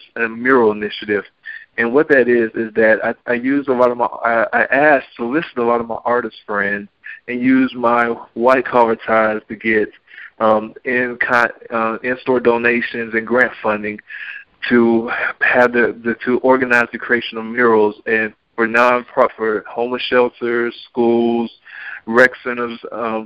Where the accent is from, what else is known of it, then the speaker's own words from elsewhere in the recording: Stone Mountain, Georgia, United States; I'm from Stone Mountain